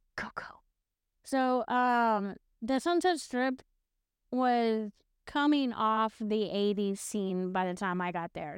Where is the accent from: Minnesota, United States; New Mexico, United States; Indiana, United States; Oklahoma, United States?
Oklahoma, United States; moved away; also born or lived in California / Texas; I grew up in Oklahoma, I moved to California